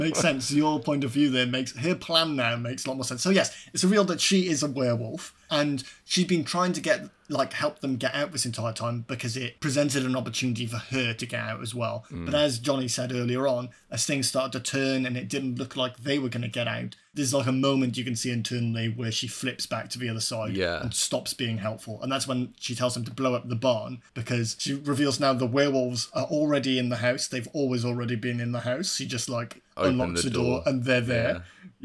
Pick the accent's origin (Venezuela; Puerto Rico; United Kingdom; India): United Kingdom; Wales; I'm Welsh